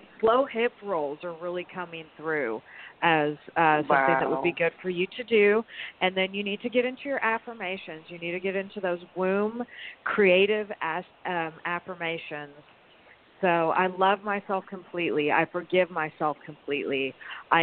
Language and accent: English; the South, United States; we are from the South